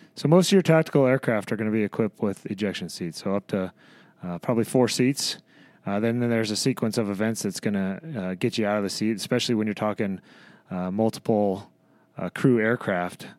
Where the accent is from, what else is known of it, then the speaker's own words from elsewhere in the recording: Madras, Oregon, United States; moved away as an adult; grew up in uh, a little town in Oregon called Madras